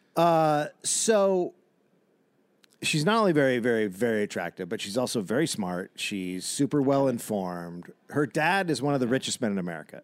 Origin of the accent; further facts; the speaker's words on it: United States; I'm American